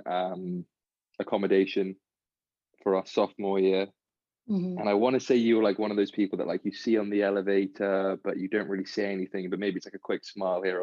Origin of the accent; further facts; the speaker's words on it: England, United Kingdom; moved away as an adult; now in United States; I've grown up, born and raised in England